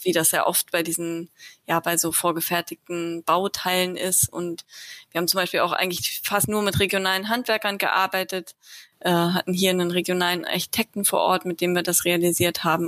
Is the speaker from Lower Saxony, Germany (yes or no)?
yes; Lower Saxony, Germany; also born or lived in Tübingen / Hamburg; now in Wendland, Germany; ich komme ursprünglich aus Niedersachsen